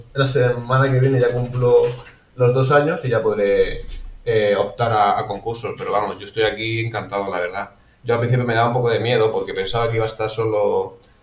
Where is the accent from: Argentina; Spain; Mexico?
Spain; Alicante, Valencian Community; also born or lived in Benidorm; yo soy de Alicante